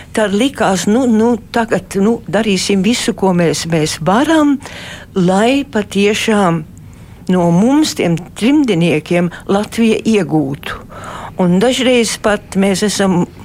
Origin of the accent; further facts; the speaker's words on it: Australia; moved away as an adult; now in Latvia; es uzaugu Austrālijā